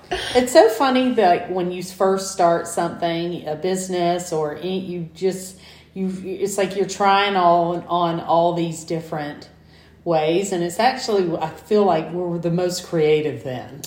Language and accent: English; Southwest Georgia, United States; moved away; when I was growing up in Southwest Georgia